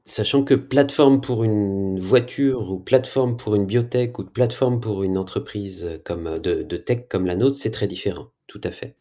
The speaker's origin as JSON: {"language": "French", "country": "France", "said": "Je viens de France"}